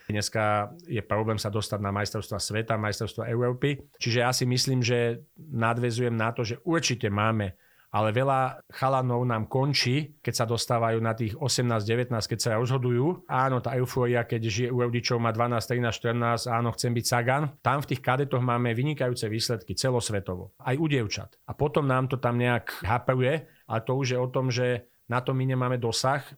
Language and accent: Slovak; Slovakia; also born or lived in Brno; som prišiel späť na Slovensko a ja tu aj chcem ostať